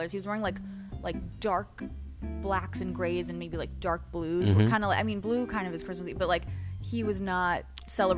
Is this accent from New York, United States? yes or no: no; Wisconsin, United States; I'm from Wisconsin